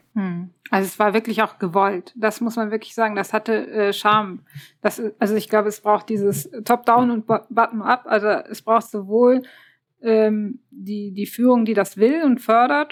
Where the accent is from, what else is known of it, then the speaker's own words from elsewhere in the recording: Aachen, North Rhine-Westphalia, Germany; Ich bin äh, auch aus Aachen.